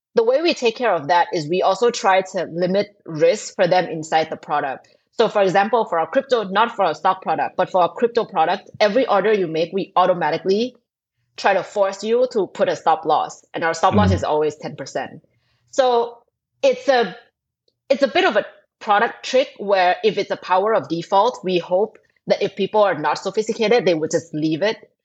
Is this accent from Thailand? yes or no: yes; Thailand; moved away as an adult; now in Indonesia; I'm originally from Thailand. I grew up there. I went to school and worked there.